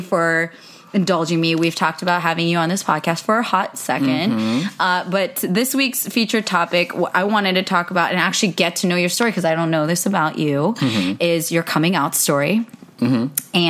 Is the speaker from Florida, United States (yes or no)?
no; Pleasanton, California, United States; moved away as an adult; now in Los Angeles, United States; I grew up in the Bay and I now live in Los Angeles